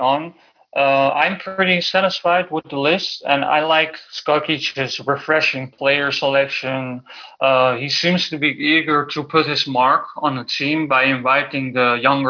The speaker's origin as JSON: {"language": "English", "country": "Netherlands", "tie": "born or raised there", "said": "I am born and raised in the Netherlands"}